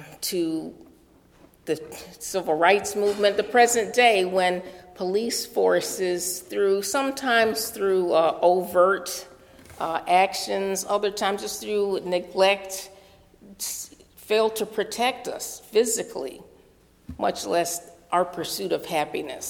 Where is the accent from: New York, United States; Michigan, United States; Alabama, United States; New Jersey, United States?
New York, United States; New York City; I'm from New York City